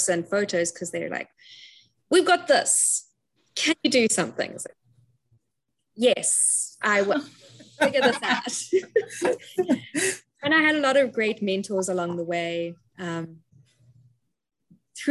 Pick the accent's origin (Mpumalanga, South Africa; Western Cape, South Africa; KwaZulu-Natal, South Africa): Western Cape, South Africa; Cape Town; moved away as an adult; also born or lived in United Kingdom; I'm originally from Cape Town, South Africa, hence the accent you're hearing